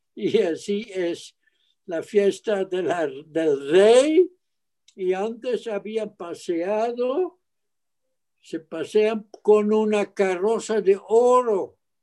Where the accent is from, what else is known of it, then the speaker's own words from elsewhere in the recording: Arnhem, Gelderland, Netherlands; moved away as an adult; now in Mexico; En la ciudad de Arnhem, A-R-N-H-E-M, en el este de Holanda, los Países Bajos